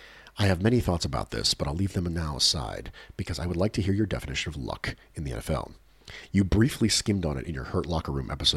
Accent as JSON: {"language": "English", "country": "Australia", "said": "But I'm also an Australian, so my American football knowledge isn't strong enough to allow me to easily recognize luck in a sport when I see it."}